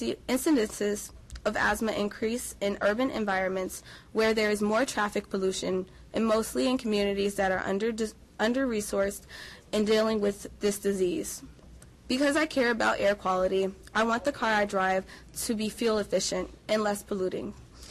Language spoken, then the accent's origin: English; Chicago, Illinois, United States; now in Wisconsin, United States; Growing up in Chicago